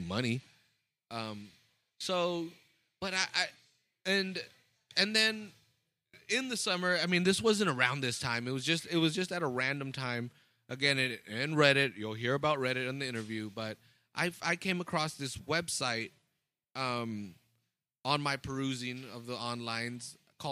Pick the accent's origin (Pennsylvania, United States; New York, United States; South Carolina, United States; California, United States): California, United States; Salinas Valley; We're from Salinas Valley. We're from the salad bowl of the world, of the country